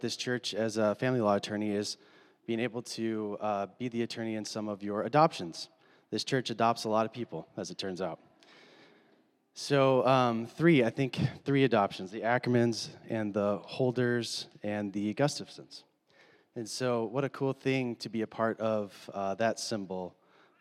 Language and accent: English; Minneapolis, Minnesota, United States; moved away; I'm from Minneapolis, and when my friends and some of my family have asked, when are you moving back to Minneapolis?